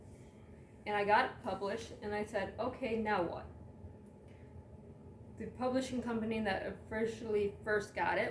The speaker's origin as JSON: {"language": "English", "town": "Lorain", "region": "Ohio", "country": "United States", "moved": "yes", "said": "Originally, I'm from a little dot on a map called Lorain, Ohio"}